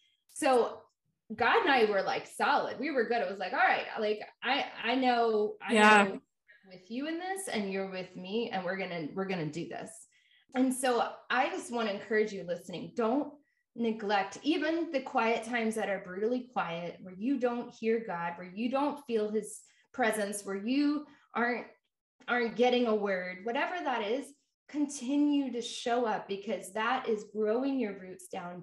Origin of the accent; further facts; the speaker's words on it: Jacksonville, Florida, United States; Jacksonville, Florida.